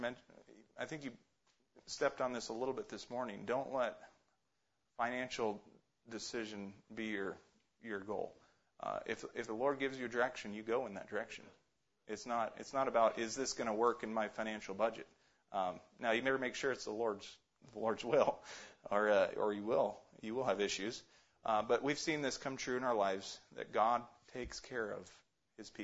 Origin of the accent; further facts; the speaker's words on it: Alaska, United States; also born or lived in Ohio; Growing up in Alaska